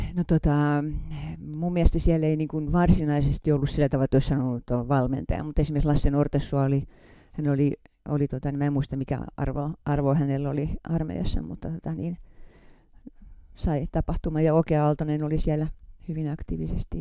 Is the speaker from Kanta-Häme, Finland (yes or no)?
yes; Hämeenlinna, Kanta-Häme, Finland; moved away as an adult; also born or lived in Arjala / Helsinki; now in Mäntsälä, Finland; mä oon syntynyt Arjalassa ja sitten pienenä tyttönä muuttanut Hämeenlinnaan ja siellä on vanhemmat rakentaneet taloa ja, ja siellä mä oon kasvanut